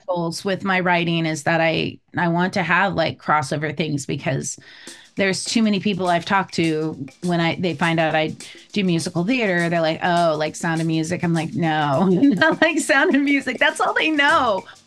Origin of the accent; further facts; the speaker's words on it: California, United States; moved away as an adult; also born or lived in Savannah, Georgia / Hawaii; now in East Coast, United States; I grew up in California